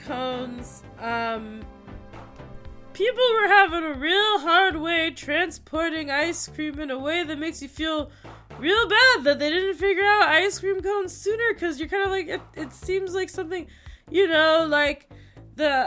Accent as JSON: {"language": "English", "town": "Fairfield", "country": "United States", "said": "I'm from Fairfield"}